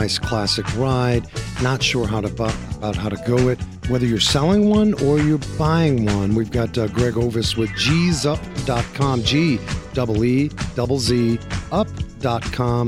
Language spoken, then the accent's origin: English; New York City, New York, United States; we grew up in New York City with the museums and stuff.